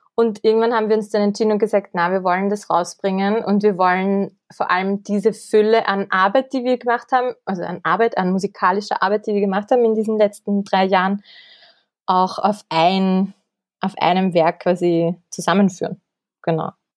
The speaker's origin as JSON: {"language": "German", "town": "Kremsmünster", "region": "Upper Austria", "country": "Austria", "tie": "born or raised there", "moved": "as an adult", "lives_now": "Vienna, Austria", "said": "Ich komme aus Oberösterreich, aus dem schönen Grimmsmünster"}